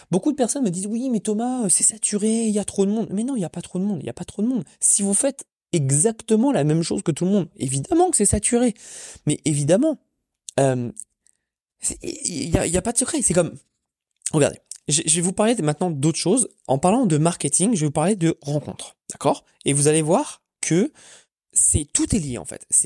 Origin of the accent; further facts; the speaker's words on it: France; now in Orlando, United States; moi je suis français à Orlando, il y en a pas, ça hein. n'existe pas.